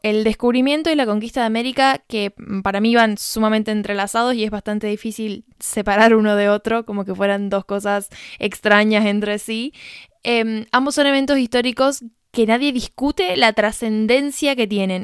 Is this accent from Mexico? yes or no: no; San Juan, Argentina; moved away; mi perspectiva como argentina